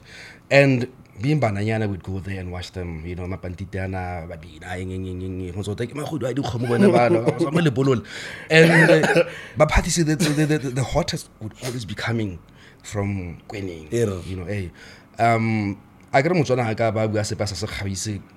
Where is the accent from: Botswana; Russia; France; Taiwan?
Botswana; Born in Godibora.